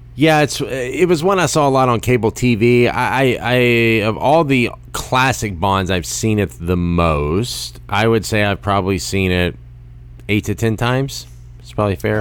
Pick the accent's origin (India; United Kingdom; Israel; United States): United States; as an American